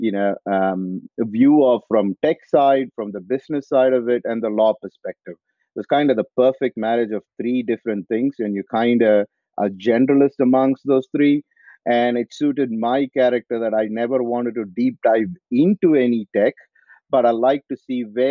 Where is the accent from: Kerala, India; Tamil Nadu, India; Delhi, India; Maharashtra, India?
Tamil Nadu, India; Coimbatore; moved away as an adult; also born or lived in United States / Australia; now in France; I'm originally from India. I grew up in south of India in a place called Coimbatore